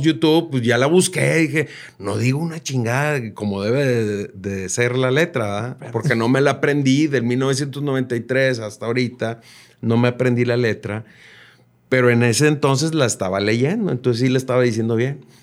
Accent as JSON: {"language": "Spanish", "country": "Mexico", "lives_now": "Nuevo León, Mexico", "said": "somos mexicanos todos."}